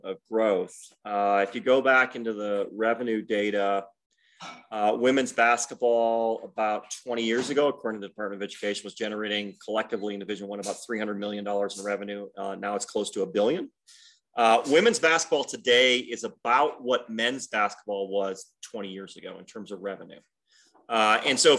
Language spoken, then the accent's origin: English; Detroit, Michigan, United States; now in Southern Utah, United States; I grew up in Detroit.